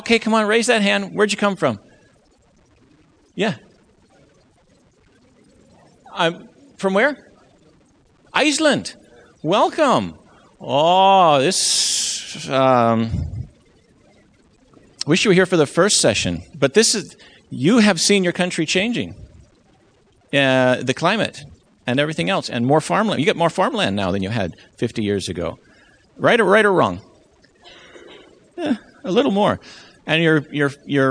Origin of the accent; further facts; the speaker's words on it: Maine, United States; also born or lived in Loma Linda, California; I'm from Maine